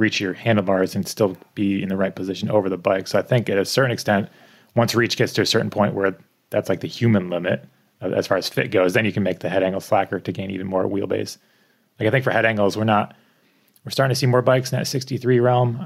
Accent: East Coast, United States; now in Bellingham, United States; I grew up in the East Coast

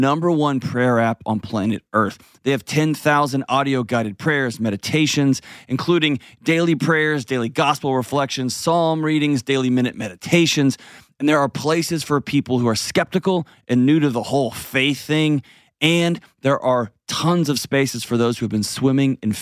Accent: Texas, United States; moved away; my home state of Texas

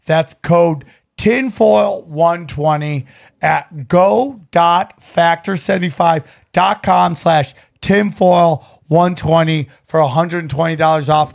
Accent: Syracuse, New York, United States; I grew up in the Syracuse area

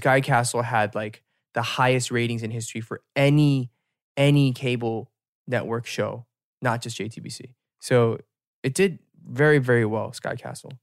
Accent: United States; as an American

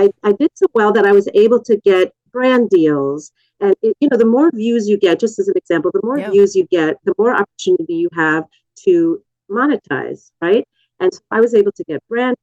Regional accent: Canada; as a Canadian citizen

